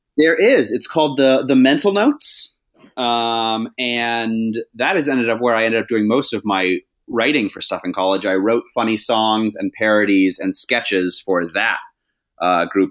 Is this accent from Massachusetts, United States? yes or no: yes; Massachusetts, United States; I'm from Massachusetts